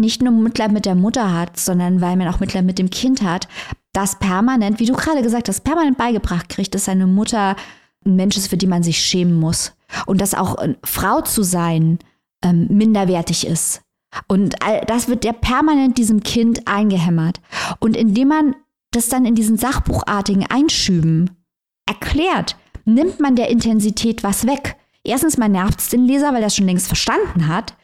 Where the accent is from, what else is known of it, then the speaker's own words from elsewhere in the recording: Saarbrücken, Saarland, Germany; ich komme aus Saarbrücken, das ist nicht sehr weit weg vom Hunsrück.